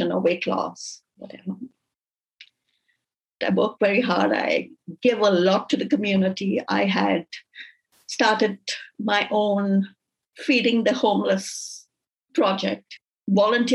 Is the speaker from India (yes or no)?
yes; India; also born or lived in Dubai; now in Canada; growing up in India, I grew up Catholic.